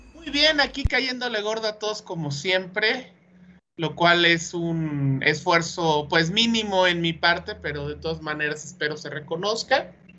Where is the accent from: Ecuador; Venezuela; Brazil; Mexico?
Mexico; como buen mexicano